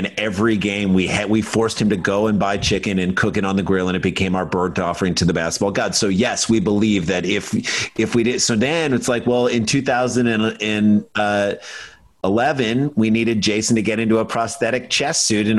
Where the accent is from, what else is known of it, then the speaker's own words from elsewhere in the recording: St. Louis, Missouri, United States; We're from St. Louis.